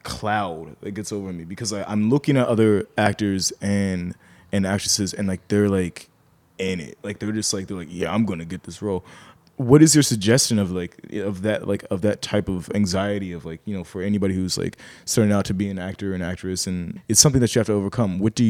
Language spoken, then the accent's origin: English; Pittsburgh, Pennsylvania, United States; I'm a filmmaker from Pittsburgh, Pennsylvania, but this isn't about me.